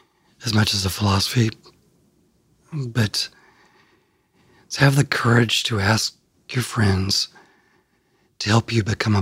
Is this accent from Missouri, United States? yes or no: yes; outside Cape Girardeau, Southeast Missouri, United States; now in Nashville, United States; when I grew up in Southeast Missouri, my parents were older and there wasn't a lot to do in a small town